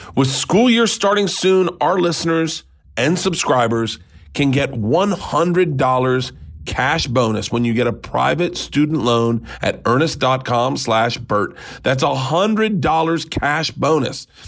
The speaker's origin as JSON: {"language": "English", "region": "the South", "country": "United States", "tie": "born or raised there", "said": "growing up in the South"}